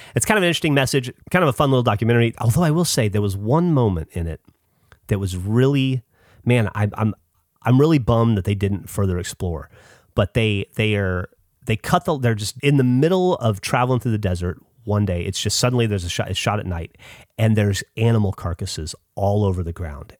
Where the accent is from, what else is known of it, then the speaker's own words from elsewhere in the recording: United States; I'm American